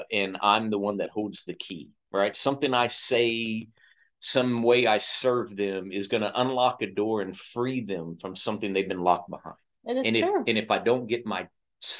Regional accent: Oklahoma, United States; moved away; Oklahoma? Because that's my home state, home team

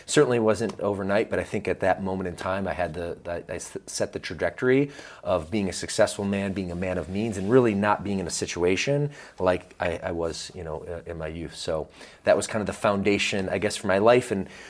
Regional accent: Georgia, United States; also born or lived in Michigan; But really, my first 10 years were in the state of Georgia. In fact, I used to talk like this when I was a little boy.

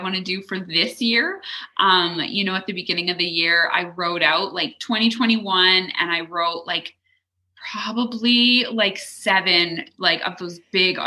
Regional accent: Leduc, Alberta, Canada; also born or lived in Edmonton; we moved from Edmonton back to Leduc

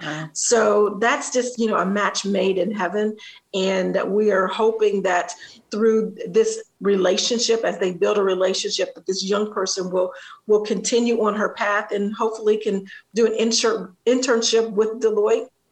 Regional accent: Columbus, Ohio, United States; my hometown, Columbus, Ohio

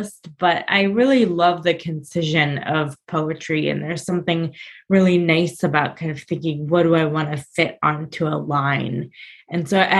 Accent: Chicago, Illinois, United States; now in New Jersey, United States; I'm originally from Chicago

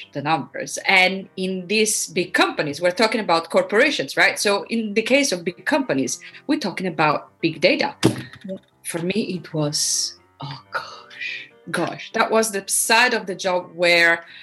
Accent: Rome, Lazio, Italy; moved away as an adult; now in The Hague, Netherlands; I was born and raised in Rome.

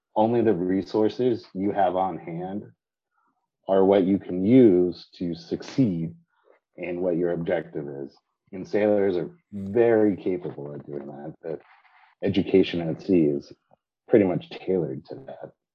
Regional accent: San Diego, California, United States; I grew up sailing in San Diego, my, my home

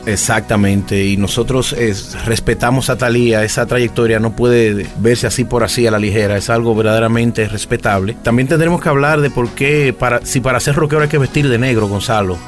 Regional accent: Dominican Republic; born or raised there

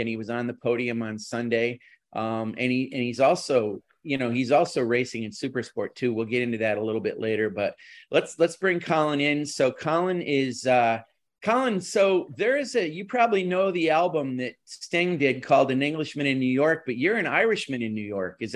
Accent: Dublin, Leinster, Ireland; moved away as an adult; now in New York, United States; I'm from the south. I'm from Dublin.

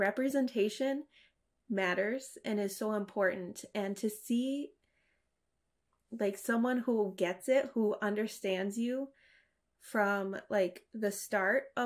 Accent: United States; growing up in America and being assimilated

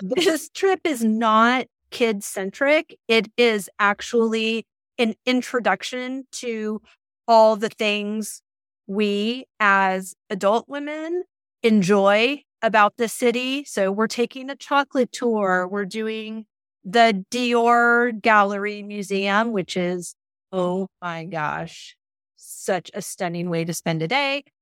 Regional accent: Southern California, United States; moved away as an adult; now in Bolton, Massachusetts, United States; growing up in Southern California

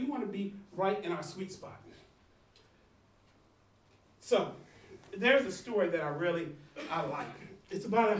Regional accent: United States; I'm from the States

